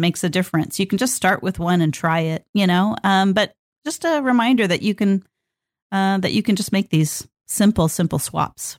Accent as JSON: {"language": "English", "region": "Northern California", "country": "United States", "tie": "born or raised there", "said": "I grew up in Northern California"}